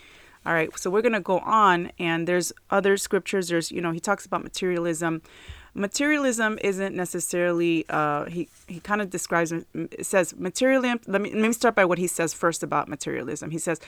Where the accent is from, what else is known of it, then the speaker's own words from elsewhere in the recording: New Jersey, United States; moved away; So they earned even less than they did up in where we came from New Jersey. So it was really kind of like really more difficult when we moved down here for a while.